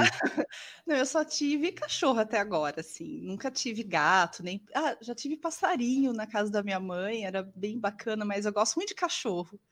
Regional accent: Leme, São Paulo, Brazil; also born or lived in Rio Claro; nasci em Leme, em 77

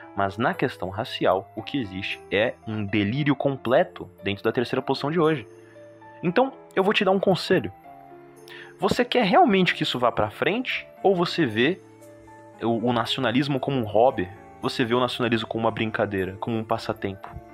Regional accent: Brazil; Somos brasileiros, nossa doutrina é brasileira

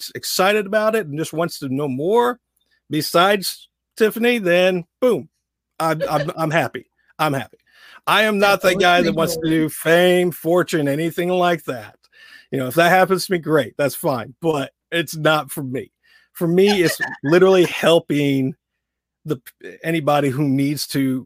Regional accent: Southern Indiana, United States; accent: Southern drawl; I grew up in Southern Indiana. So for me, I always have that Southern drawl

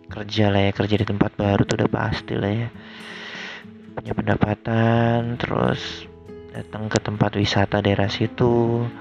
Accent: North Sumatra, Indonesia; Gue itu kan orang Batak ya Jadi nggak bisa gitu nikah Dengan segampang itu

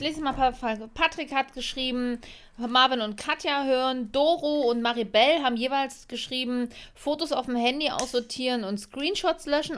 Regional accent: Leipzig, Saxony, Germany; Und ich bin ja laut Pass Sächsin, also ich bin Leipzigerin

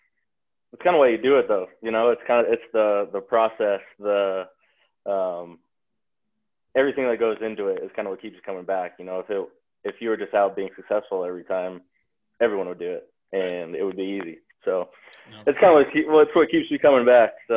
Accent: Bozeman, Montana, United States; growing up in Bozeman, Montana, it's obviously a ski town

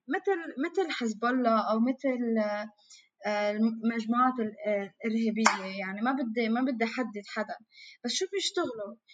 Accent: Lebanon; وجودنا كلبنانيين كمواطنين

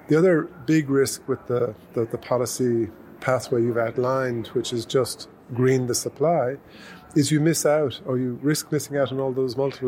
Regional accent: Ireland; now in Victoria, Australia; in Ireland, my home country

